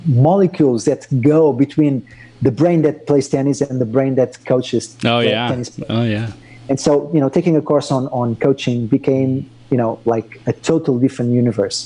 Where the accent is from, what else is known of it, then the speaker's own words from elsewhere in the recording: Portugal; moved away as an adult; also born or lived in Madrid; I was brought up in Portugal